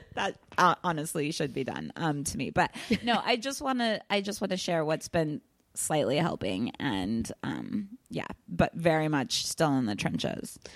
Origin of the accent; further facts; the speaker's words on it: Kansas, United States; now in Los Angeles, United States; I'm originally from Kansas, moved out